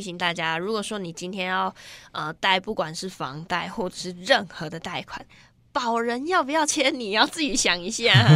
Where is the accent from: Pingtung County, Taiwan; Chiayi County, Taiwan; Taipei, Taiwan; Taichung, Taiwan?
Taichung, Taiwan; moved away; 我是台中人嘛